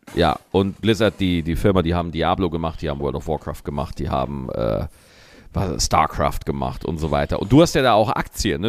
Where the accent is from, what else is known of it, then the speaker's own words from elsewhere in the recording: Lower Bavaria, Germany; bei uns in Niederbayern